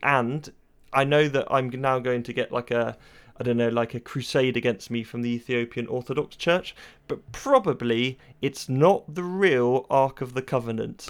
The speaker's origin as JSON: {"language": "English", "town": "Cheltenham", "region": "South West England", "country": "United Kingdom", "accent": "burr", "said": "we're from Cheltenham, Gloucestershire"}